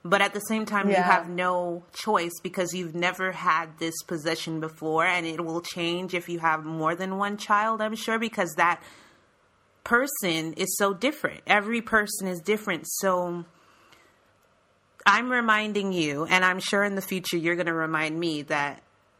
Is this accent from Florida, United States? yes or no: yes; Florida, United States; I'm from Florida